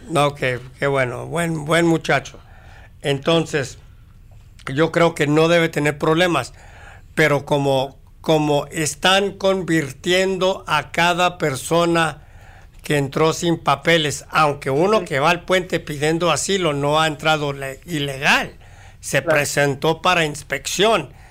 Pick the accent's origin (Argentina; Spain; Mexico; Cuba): Mexico; now in United States; Yo soy de México.